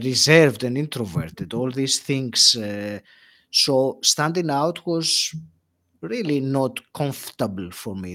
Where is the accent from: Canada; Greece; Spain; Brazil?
Greece; moved away as an adult; also born or lived in England; now in United Kingdom; I left Greece, my home country